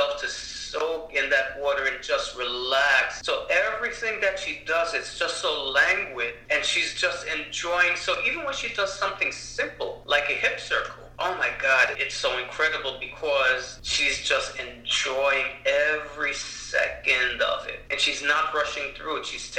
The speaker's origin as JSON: {"language": "English", "country": "Jamaica", "said": "in the Caribbean, well, Jamaica particularly, where I'm from, we put curry on everything"}